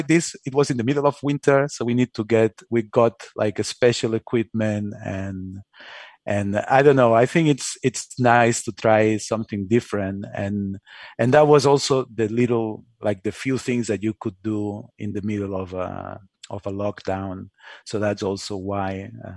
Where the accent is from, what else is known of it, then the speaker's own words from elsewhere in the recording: Spain; I'm from Spain, so I'm used to, you know, Spanish ways